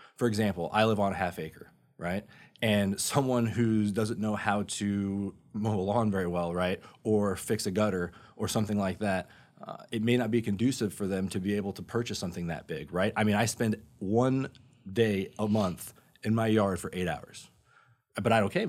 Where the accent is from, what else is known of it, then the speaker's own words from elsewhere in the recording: Sanford, Florida, United States; also born or lived in North Carolina; I grew up over in Sanford.